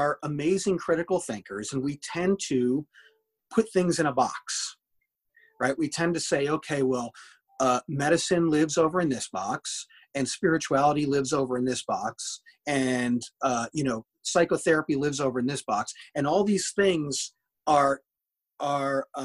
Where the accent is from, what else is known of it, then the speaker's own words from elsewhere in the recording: Connecticut, United States; when I was a kid growing up in Connecticut, kind of small town USA